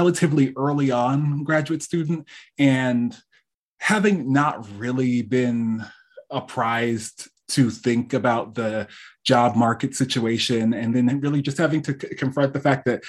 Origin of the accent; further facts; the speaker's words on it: East Coast, Connecticut, United States; moved away as an adult; now in California, United States; born and raised on the East Coast.